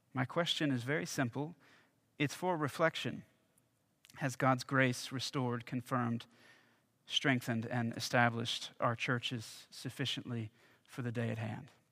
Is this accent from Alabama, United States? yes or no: yes; Alabama, United States; my home state of Alabama